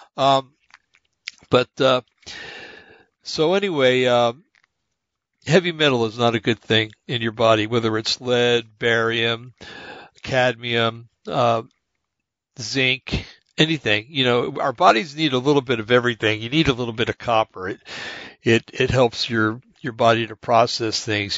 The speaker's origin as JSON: {"language": "English", "country": "United States", "said": "being an American"}